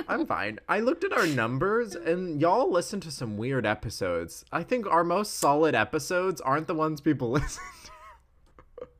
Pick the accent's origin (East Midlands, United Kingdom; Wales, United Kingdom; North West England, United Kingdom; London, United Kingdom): Wales, United Kingdom; I'm Welsh